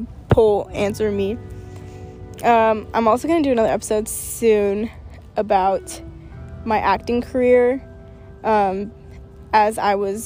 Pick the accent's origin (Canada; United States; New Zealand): United States; Portland, Oregon; moved away; I was from Oregon